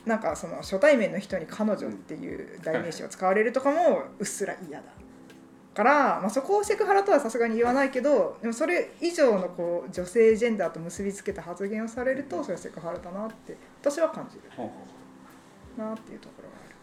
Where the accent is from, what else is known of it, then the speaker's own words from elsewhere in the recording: Kansai, Japan; also born or lived in Kyushu; now in Fukuoka, Japan; もともと私関西出身